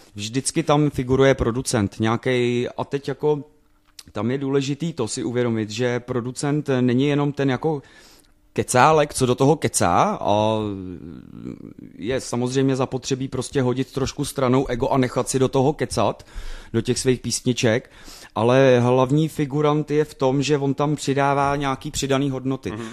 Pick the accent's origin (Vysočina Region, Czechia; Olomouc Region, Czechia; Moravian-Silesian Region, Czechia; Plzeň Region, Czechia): Plzeň Region, Czechia; Plzeň; pro nás doma v Plzni